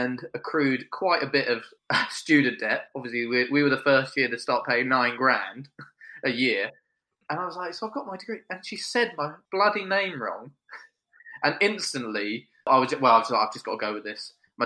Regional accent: Kent, South East England, United Kingdom; also born or lived in Sussex; I'm from Kent, but being at Sussex, it's not that far away

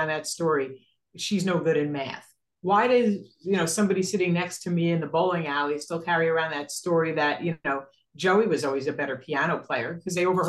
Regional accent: New York City, New York, United States; we're from Brooklyn

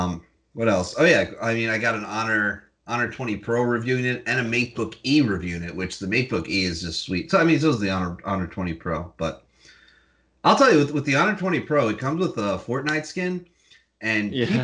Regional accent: United States; as an American

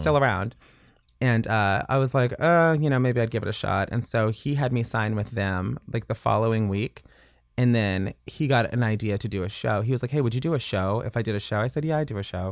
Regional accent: Woodbridge, Virginia, United States; moved away as an adult; now in Los Angeles, United States; I grew up in Woodbridge, Virginia, right outside of D C.

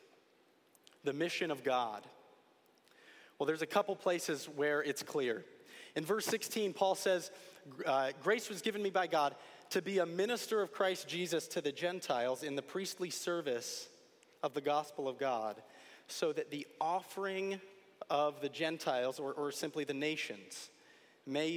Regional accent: Connecticut, United States; Growing up in Connecticut and with family from upstate New York

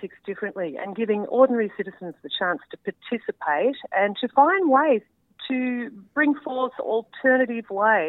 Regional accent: southwest Victoria, Australia; also born or lived in Melbourne; I grew up on a dairy farm in southwest Victoria, out on the Western Plains, with my four brothers and my parents. So spent my childhood in rural Victoria.

